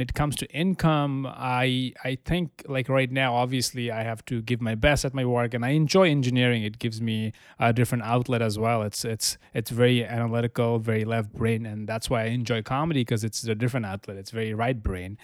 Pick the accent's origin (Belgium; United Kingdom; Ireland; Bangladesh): Bangladesh; Dhaka, Dhaka Division; moved away as an adult; also born or lived in Amherst, Massachusetts / Albany, New York; now in New York City, United States; I was born in Dhaka. I moved to the United States in 2012 for college.